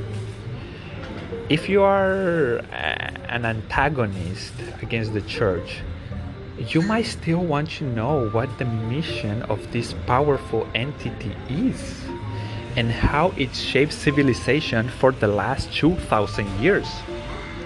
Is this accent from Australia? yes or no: no; Paraguay; English is a second language; I am from Paraguay